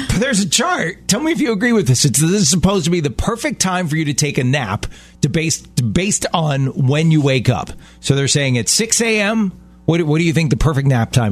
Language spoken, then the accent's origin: English; Baltimore, Maryland, United States; my hometown in Baltimore